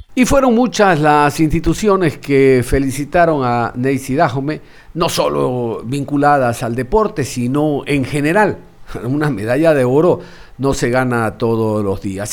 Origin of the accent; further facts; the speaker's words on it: Ecuador; todos los ecuatorianos